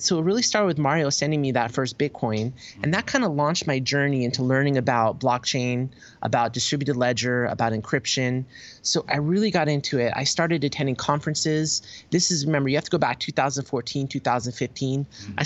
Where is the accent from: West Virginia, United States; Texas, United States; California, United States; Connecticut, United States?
California, United States; Berkeley; moved away as an adult; now in Tokyo, Japan; I'm actually from Berkeley, California, but I've spent a big part of my sort of adult life overseas. But I grew up in Berkeley